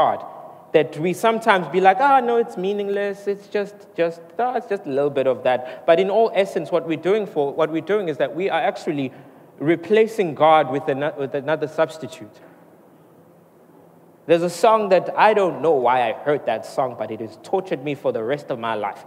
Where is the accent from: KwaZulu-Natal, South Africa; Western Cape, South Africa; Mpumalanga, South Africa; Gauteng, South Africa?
KwaZulu-Natal, South Africa; Mooi River; now in Durban, South Africa; I come from Moy River. So I grew up there